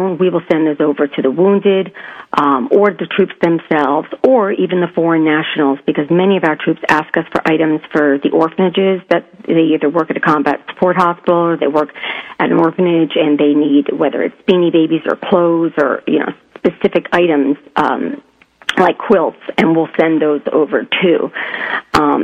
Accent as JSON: {"language": "English", "region": "southern Connecticut", "country": "United States", "tie": "born or raised there", "also_born_or_lived": "New York", "moved": "as an adult", "said": "I was born in New York, but I was raised in southern Connecticut and lived there"}